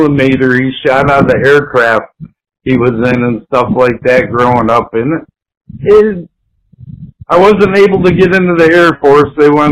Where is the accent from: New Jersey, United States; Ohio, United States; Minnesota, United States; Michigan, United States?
Michigan, United States; White Lake; now in Swartz Creek, United States; I'm originally from White Lake, Michigan. I only moved and ended up 50 miles away from where I was raised.